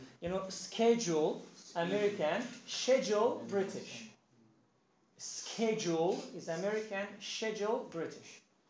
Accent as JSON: {"language": "English", "country": "Iran", "said": "I'm from Iran. Iranian"}